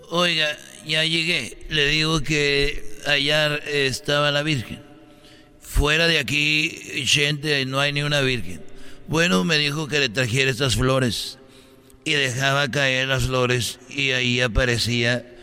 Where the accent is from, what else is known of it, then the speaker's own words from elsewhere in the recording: Tegaditlán, Jalisco, Mexico; cuando fue la fiesta de allá donde yo soy, de Tegaditlán, Jalisco. Ahí yo nací, tenía 21 años.